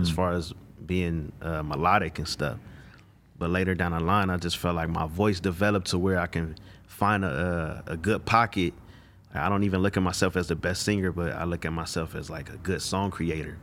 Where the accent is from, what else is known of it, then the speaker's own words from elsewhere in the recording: Los Angeles, California, United States; also born or lived in Inland Empire, California; I'm from South Central L